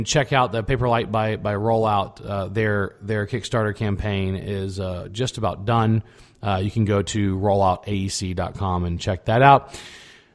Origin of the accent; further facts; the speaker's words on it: Texas, United States; as a Texan